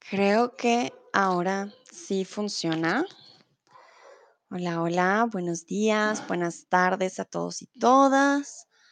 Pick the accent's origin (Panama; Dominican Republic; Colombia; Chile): Colombia; also born or lived in Mexico; now in Germany; soy de Colombia, comúnmente vivo en Alemania, pero ahora estoy en el hermoso México